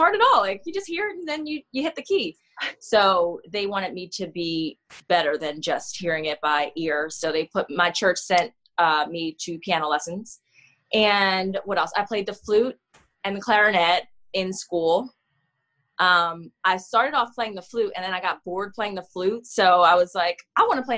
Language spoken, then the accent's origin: English; Coatesville, Pennsylvania, United States; moved away as an adult; now in Philadelphia, United States; I'm from Coatesville, Pennsylvania. It's about 45 minutes from Philly. I've lived in Philly since 2012